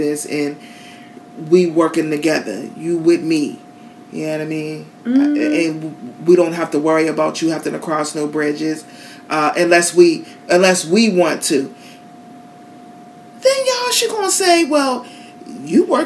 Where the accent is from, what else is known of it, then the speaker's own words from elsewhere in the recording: Pittsburgh, Pennsylvania, United States; now in Florida, United States; I'm from Pittsburgh. I'm not used to all of this shit down here.